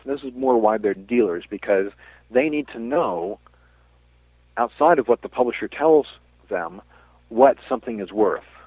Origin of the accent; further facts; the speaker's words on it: Washington, District of Columbia, United States; When I was growing up in the Washington D.C. area